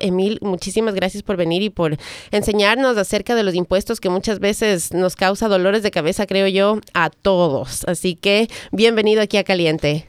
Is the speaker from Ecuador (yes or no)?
yes; Ecuador; now in United States; tú y yo somos de Ecuador